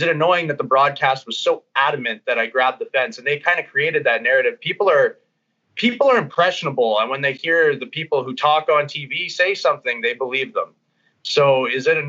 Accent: Bonnyville, Alberta, Canada; also born or lived in Edmonton; I like to go home a bunch to Bonnyville, see my family

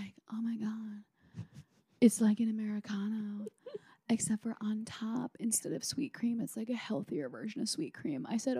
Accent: Midwest, United States; I'm from the Midwest.

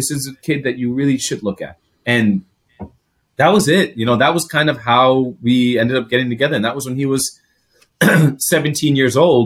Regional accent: Greece; first language Greek; English is a second language; also born or lived in Chicago, United States; now in United States; I'm Greek. That's my home, right? That's my first language. It's my native tongue.

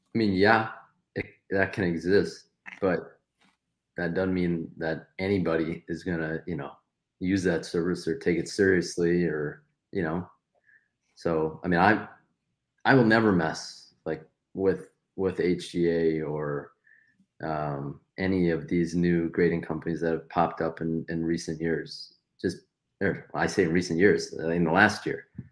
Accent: Detroit area, Michigan, United States; I'm from the Detroit area, forty, forty-five minutes outside of Detroit

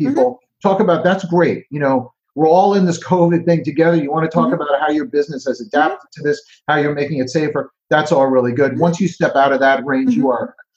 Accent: New Jersey, United States; I'm Jersey. We have the best pizza. I'm from Jersey

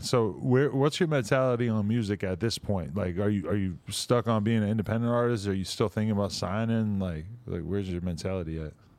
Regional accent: Boston, Massachusetts, United States; I'm from Boston area

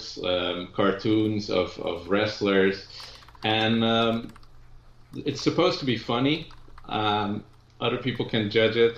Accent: Netherlands; I'm from the Netherlands

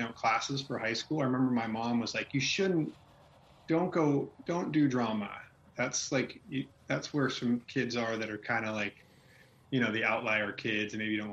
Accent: Manteca, California, United States; also born or lived in Chicago, United States; now in Indiana, United States; I grew up in Manteca

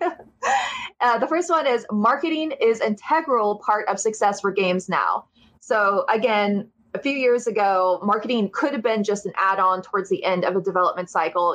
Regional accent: Ohio, United States; I'm from Ohio

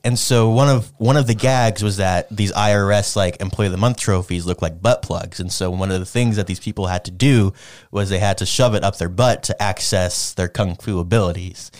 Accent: United States; I'm, I'm an American

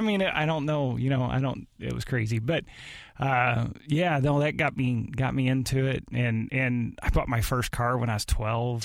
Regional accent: Arnold, United States; we lived in Arnold. I grew up in Arnold.

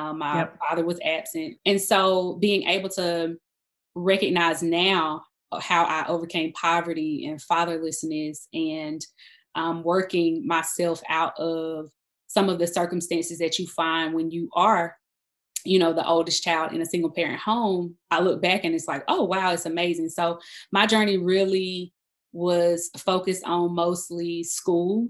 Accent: South Carolina, United States; moved away as an adult; now in Atlanta, United States; So I am originally from South Carolina. I am the oldest daughter of a single parent mom. So I grew up in a town

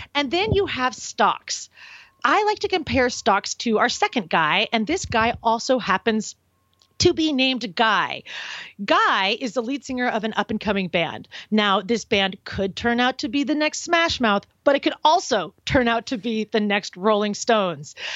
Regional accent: Portland, Oregon, United States; moved away as an adult; also born or lived in Los Angeles, California / San Francisco, California; I grew up in Portland, Oregon

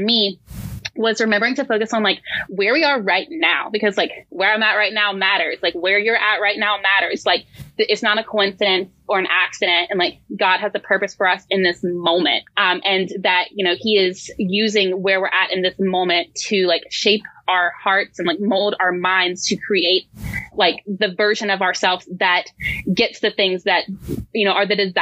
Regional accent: Cullowhee, North Carolina, United States; I'm actually from Cullowhee. So that is where I'm from. That's where I grew up.

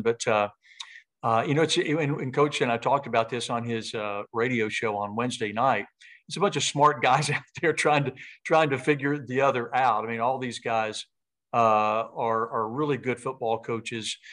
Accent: Knoxville, Tennessee, United States; moved away; born and raised in Knoxville, parents still there

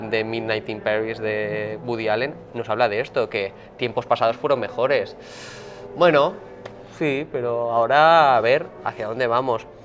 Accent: northern Spain, Spain; porque soy del norte de España y estaba lloviendo todos los santos días, y todo es verde porque todo es bosque, fenomenal.

